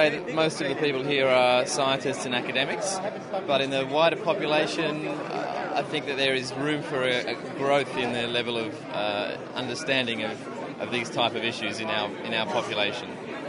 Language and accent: English; Sydney, New South Wales, Australia; now in London, United Kingdom; I am also from Sydney.